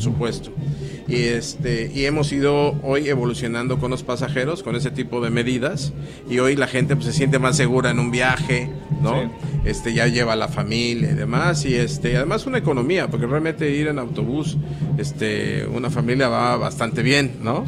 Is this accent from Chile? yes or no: no; Xalapa, Veracruz, Mexico; Yo soy de Jalapa, Veracruz